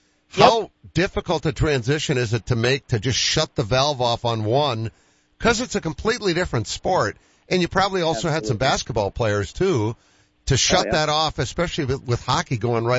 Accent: Boston, Massachusetts, United States; growing up in Boston

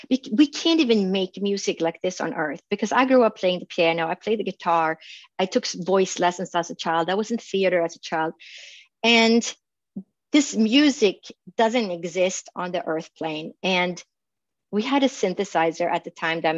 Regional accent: Sweden; now in Phoenix, United States; I grew up in Sweden and there's a lot of log cabins

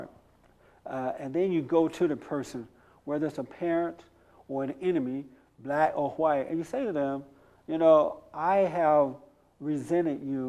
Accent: United States; I am an American, no Africa here, 100% American

